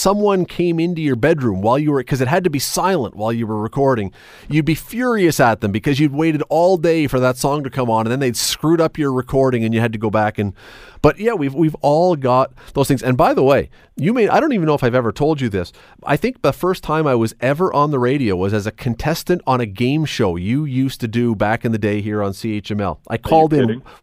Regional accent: Toronto, Ontario, Canada; I grew up in Toronto

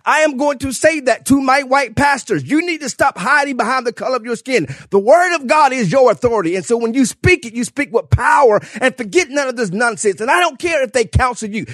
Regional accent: South Carolina, United States; I am from South Carolina

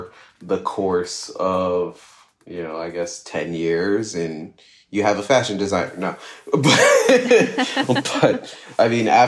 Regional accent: New Jersey, United States; I'm from New Jersey. So, you know, one of the things that people from New Jersey do on the weekends is go to the mall.

